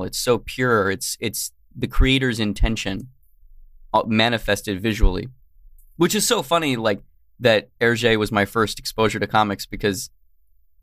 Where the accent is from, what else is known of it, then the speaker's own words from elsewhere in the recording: Tucson, Arizona, United States; now in California, United States; I'm originally from Tucson, Arizona